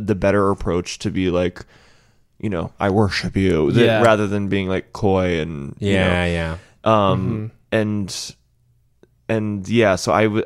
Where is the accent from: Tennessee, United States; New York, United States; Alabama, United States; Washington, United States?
Tennessee, United States; Nashville